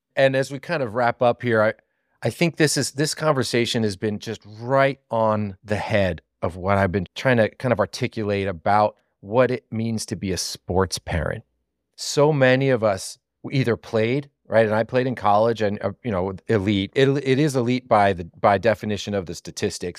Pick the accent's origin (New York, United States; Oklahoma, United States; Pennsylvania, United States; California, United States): Pennsylvania, United States; Southeast; I'm from Southeast Pennsylvania